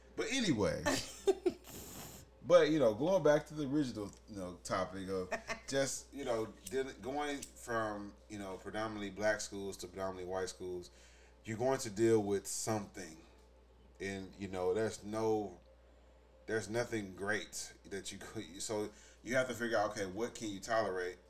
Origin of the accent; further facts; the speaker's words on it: St. Louis, Missouri, United States; I grew up in St. Louis City schools